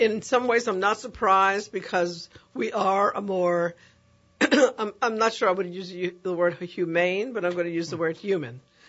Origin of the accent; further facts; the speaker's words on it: New York City, New York, United States; my junior high school in the Bronx